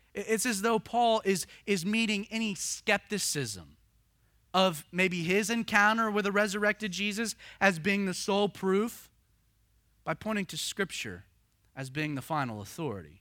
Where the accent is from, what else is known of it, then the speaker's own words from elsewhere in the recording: the South, United States; growing up in the South